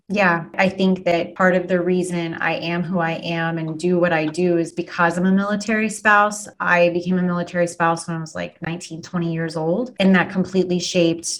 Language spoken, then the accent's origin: English; Wellington, Kansas, United States; also born or lived in South Haven, Kansas; I grew up in South Haven and in Wellington.